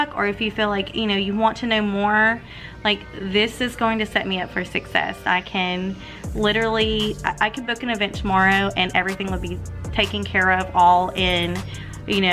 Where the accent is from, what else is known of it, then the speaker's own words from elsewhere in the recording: Tennessee, United States; I'm from Tennessee